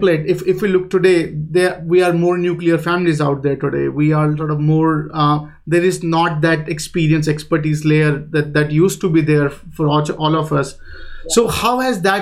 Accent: India; moved away; I'm from India

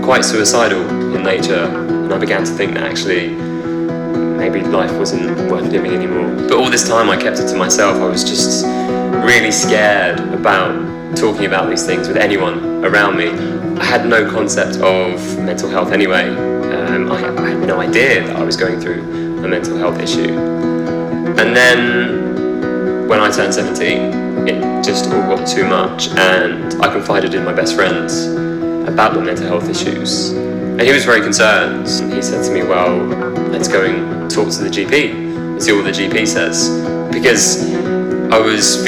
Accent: London, United Kingdom; I'm from London

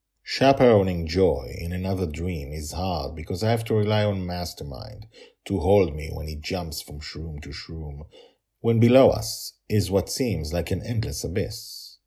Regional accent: Toronto, Ontario, Canada; born there; I was born in Toronto, and that is where I live, I say.

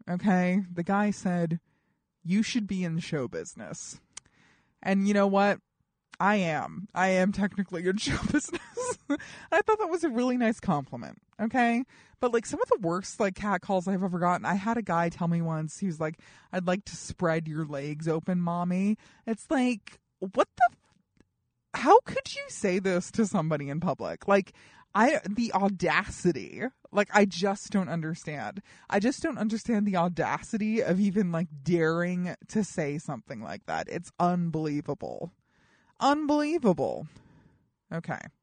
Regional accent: Colorado, United States; I'm from Colorado

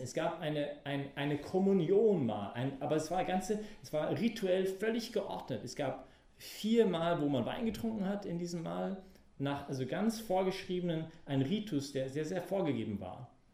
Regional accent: Canada; German is a second language; moved away; als Kanadier

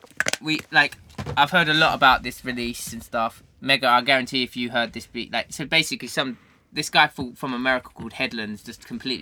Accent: Essex, East of England, United Kingdom; my accent. Because right, being from Essex, I have a crossover between London

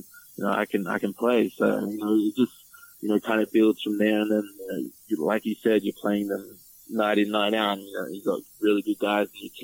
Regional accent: Melbourne, Victoria, Australia; I'm from Melbourne, Australia.

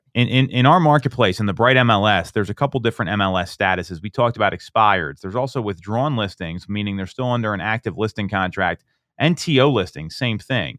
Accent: Chester Springs, Pennsylvania, United States; where I grew up out in Chester Springs

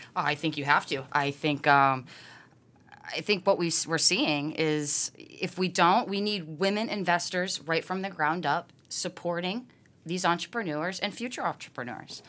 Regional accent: Massachusetts, United States; born and raised in Mass.

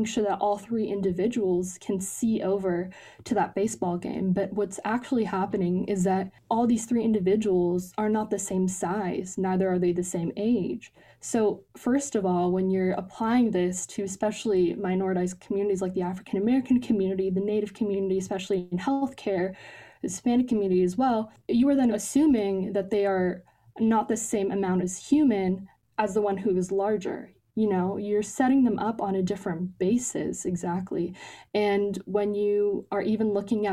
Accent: Ontario, Canada; also born or lived in Pakistan; now in United States; Ontario, the province that I lived

